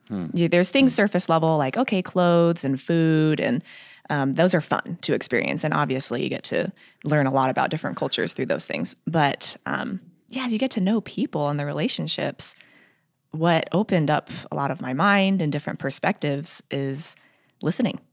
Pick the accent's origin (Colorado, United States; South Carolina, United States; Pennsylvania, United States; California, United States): Colorado, United States; moved away; I am from Colorado